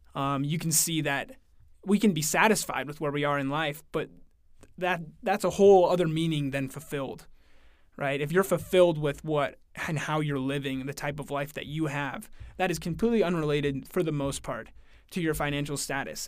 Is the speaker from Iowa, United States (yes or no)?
no; Oakland, Oregon, United States; I'm from Oregon. I live in a really small town in Oregon called Oakland, Oregon